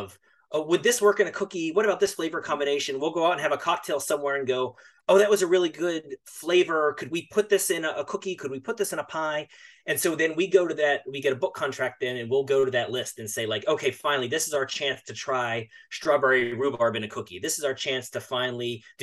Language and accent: English; Western Pennsylvania, United States; I grew up in Western Pennsylvania